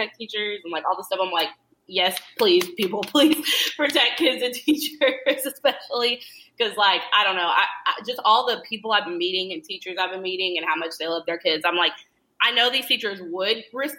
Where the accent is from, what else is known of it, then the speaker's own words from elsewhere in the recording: Lexington, Kentucky, United States; also born or lived in Whitesburg, Kentucky / Isom, Kentucky / Louisville, Kentucky; I grew up, I was born in Weisberg, right? And then I lived with my mom in Lexington until I was, like, 11. And then because of, like, some weird family stuff with my mom, I ended up moving with my grandma and my papaw, and they lived in Isom